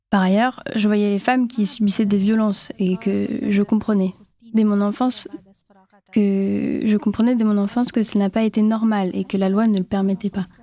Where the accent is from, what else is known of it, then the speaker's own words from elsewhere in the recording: Afghanistan; French is a second language; je suis afghane. Je viens d'Afghanistan.